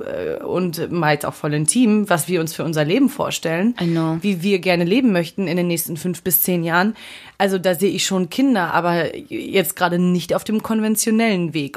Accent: Dresden, Saxony, Germany; now in Berlin, Germany; Dresden ist auch eine große Stadt

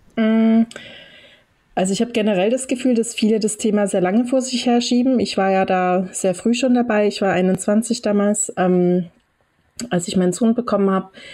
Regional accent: Dresden, Saxony, Germany; moved away; also born or lived in western Germany; ich selber komme aus dem Osten ursprünglich, ich bin in Dresden geboren

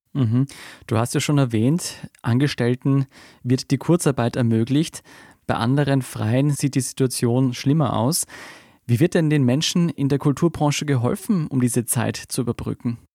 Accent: Austria; bei uns in Österreich

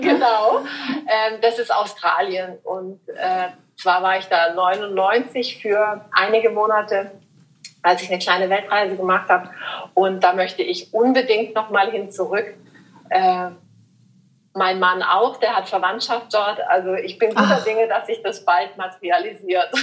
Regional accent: Überlingen, Baden-Württemberg, Germany; meine Heimat in, in Überlingen

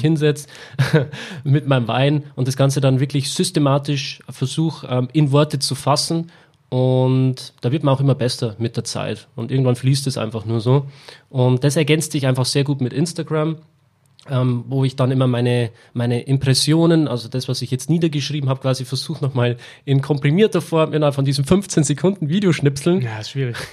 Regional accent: Weiden, Bavaria, Germany; in Weiden, wo ich herkomme

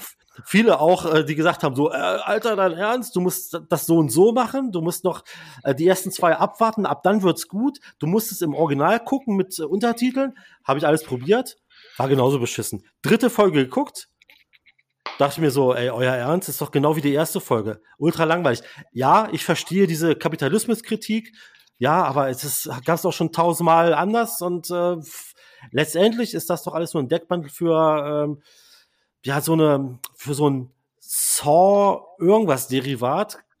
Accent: Braunschweig, Lower Saxony, Germany; moved away; ich habe ja mal auch im Retail gearbeitet, in äh, meiner Heimat Braunschweig

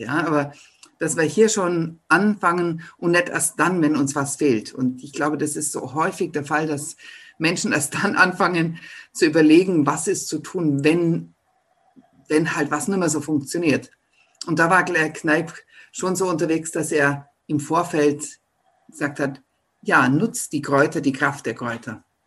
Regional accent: Ottobeuren, Bavaria, Germany; das ist meine Heimat, denn ich bin aus Ottobeuren

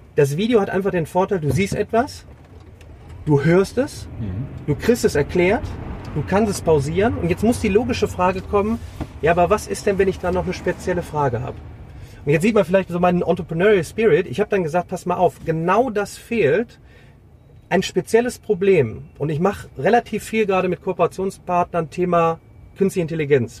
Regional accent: Remscheid, North Rhine-Westphalia, Germany; Ich komme aus Remscheid.

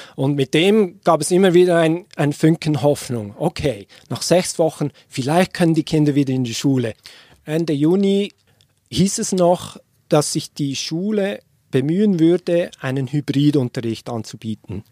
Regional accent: Switzerland; moved away as an adult; also born or lived in Washington, United States; ich als Schweizer mit den beiden Kindern in die Schweiz kommen würde

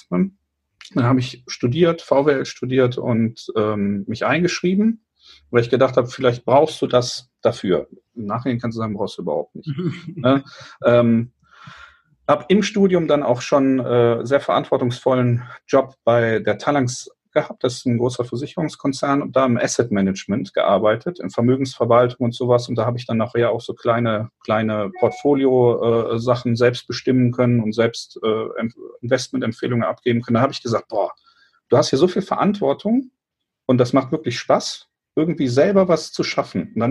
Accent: Eifel, Germany; also born or lived in Cologne; also wir kommen ja eigentlich aus Köln mit der Familie und ähm, sind dann, meine Eltern sind dann in die Eifel gezogen, die wollten für die Kinder halt nicht dieses städtische Umfeld

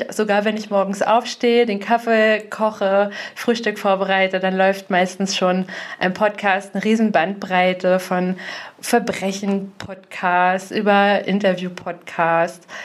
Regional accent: Grimmen, Mecklenburg-Vorpommern, Germany; also born or lived in Greifswald / Rostock; now in Bad Doberan, Germany; Also äh, ich bin aufgewachsen in Grimmen. Ich habe in Greifswald studiert, viele Jahre in Rostock äh, schon gearbeitet, wohne jetzt in Bad Doberan.

